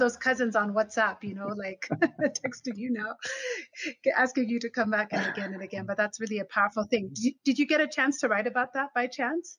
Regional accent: Nairobi, Kenya; We're both Nairobians

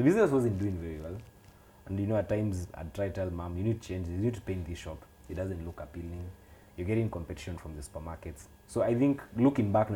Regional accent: Nairobi, Kenya; I grew up in Kaongore for a start, a place called Amboseli. Those who are familiar with Gitanga Road, there's a stage called Amboseli, just before you get to Rusinga School. So I grew up in that neighborhood

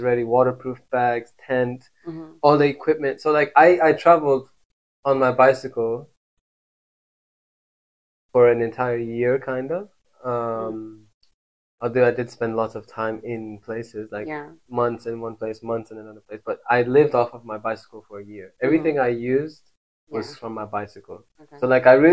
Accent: Morocco; moved away as an adult; now in Kenya; when I left Morocco

